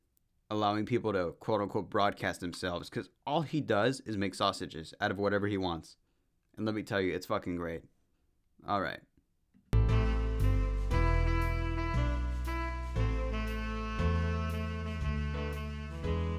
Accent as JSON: {"language": "English", "area": "Central Valley", "region": "California", "country": "United States", "said": "I'm from California. That's as far as I'm gonna get. Okay, the furthest I'll get, Central Valley"}